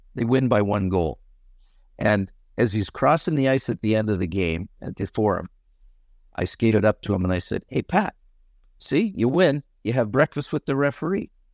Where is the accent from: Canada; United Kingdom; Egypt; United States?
Canada; growing up in Canada on an outdoor rink